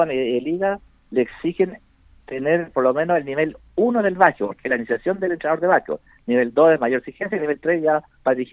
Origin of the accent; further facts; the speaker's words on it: Magallanes, Chile; also born or lived in Ovalle / Antofagasta; now in Linares, Chile; Así que nos nacimos allá, pero nos criamos